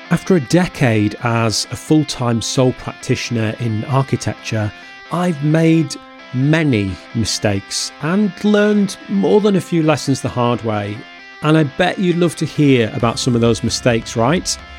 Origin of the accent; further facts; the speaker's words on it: Lancashire, North West England, United Kingdom; moved away as an adult; now in Norfolk, United Kingdom; my hometown. So when we relocated two hundred and fifty miles away from Lancashire to Norfolk